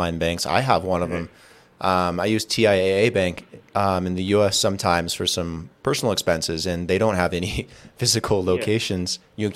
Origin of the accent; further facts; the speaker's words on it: Las Vegas, Nevada, United States; moved away; I'm from Vegas originally